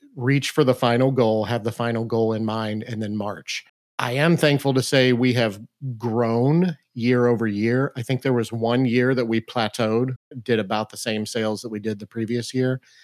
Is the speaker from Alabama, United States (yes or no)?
no; Mount Vernon, Illinois, United States; we actually moved back to my hometown to start this business